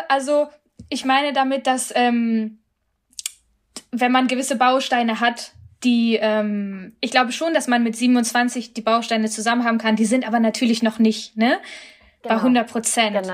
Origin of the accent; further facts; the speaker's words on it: Germany; als Deutsche jetzt irgendwie stolz über meine Familie bringen will, sondern vor allem auch als als Inderin